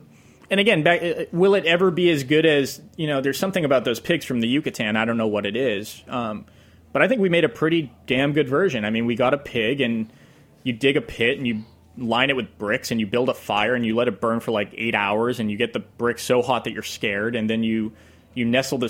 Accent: New England, United States; And I'm from New England, so I'm biased.

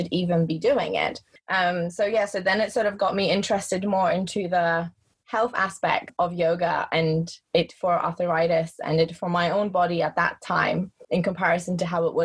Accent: England, United Kingdom; also born or lived in Poland; now in Germany; I am originally from Poland, grew up in England. Now I'm living in Germany

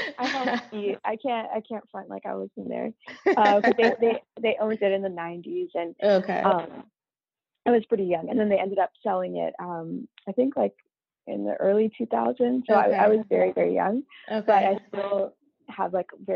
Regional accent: Windsor, Ontario, Canada; now in Toronto, Canada; I grew up in Windsor, Ontario, which is a small city right at like the border to the U.S.

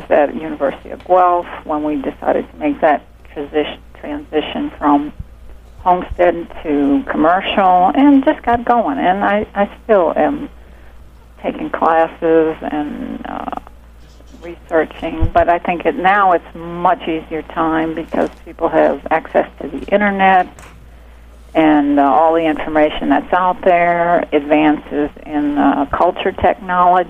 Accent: the South, United States; now in Alabama, United States; I grew up in the South, so it feels very natural to be here.

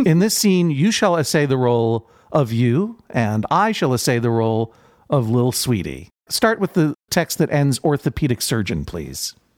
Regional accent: Brookline, Massachusetts, United States; I grew up in Brookline, Massachusetts

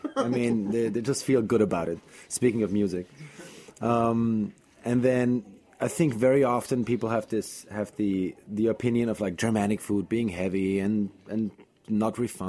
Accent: Vienna, Austria; moved away as an adult; now in New York, United States; I grew up in Vienna, capital of Austria

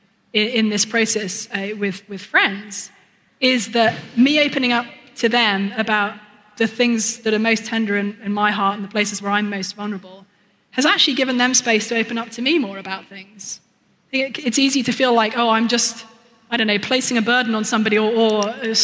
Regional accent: United Kingdom; I'm British

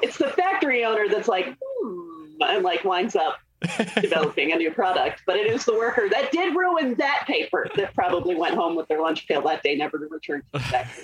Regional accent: Scotland, United Kingdom; I'm Scottish

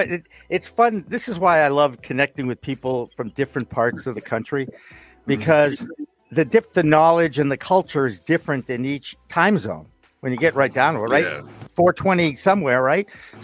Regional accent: Boston, Massachusetts, United States; yes, I am from Boston, not Boston.

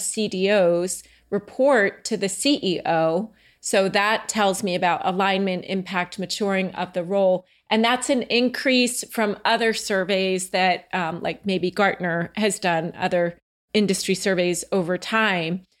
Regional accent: Franklin Lakes, New Jersey, United States; also born or lived in Oakland, New Jersey; where I grew up, um, in Oakland and Franklin Lakes

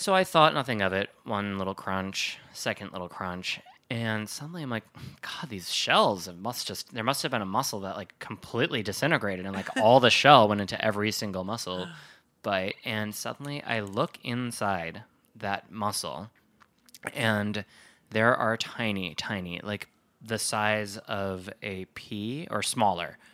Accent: Wisconsin, United States; growing up in Wisconsin, Lake Michigan

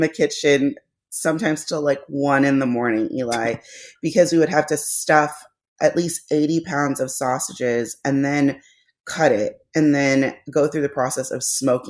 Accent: Philippines; Because me being Filipino was not enough.

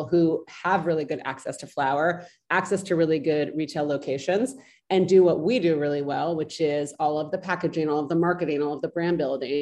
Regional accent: California, United States; now in New York, United States; I grew up in California

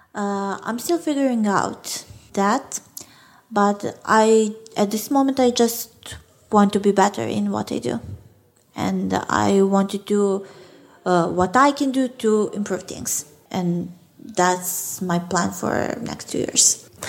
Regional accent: Belgrade, Serbia; English is a second language; I'm from, from Belgrade

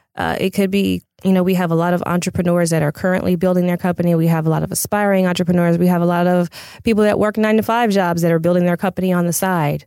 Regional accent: Pasadena, California, United States; I'm originally from Pasadena

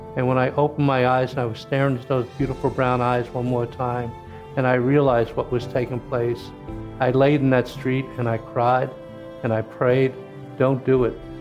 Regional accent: Kentucky, United States; moved away as an adult; also born or lived in New York; I was born in Kentucky, grew up working on a farm

